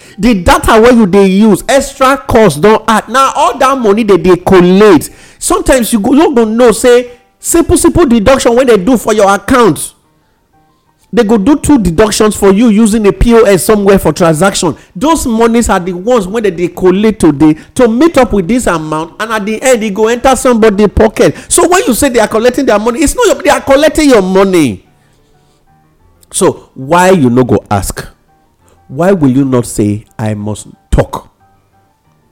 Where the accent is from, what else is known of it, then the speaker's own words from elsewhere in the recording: Nigeria; being a Nigerian